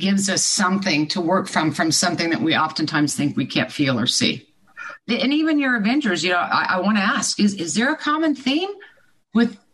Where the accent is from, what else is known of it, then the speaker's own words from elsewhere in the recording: Midwest, United States; I grew up in the Midwest